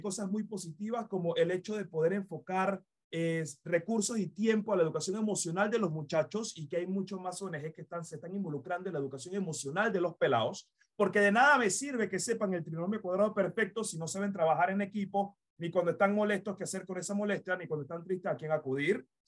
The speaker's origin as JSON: {"language": "Spanish", "country": "Panama", "said": "como panameños y panameñas"}